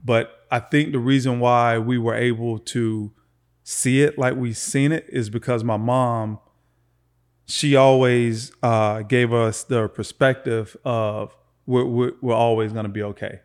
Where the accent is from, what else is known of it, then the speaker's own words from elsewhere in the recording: Lakeland, Florida, United States; Born and raised in Florida, man, just uh, a few miles away from here in Lakeland, Florida